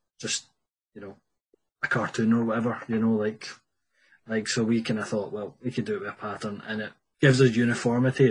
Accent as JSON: {"language": "English", "town": "Paisley", "region": "Scotland", "country": "United Kingdom", "also_born_or_lived": "Inverness", "said": "I'm from Paisley, my wife's from Paisley, like that was always like where we were going to end up settling down."}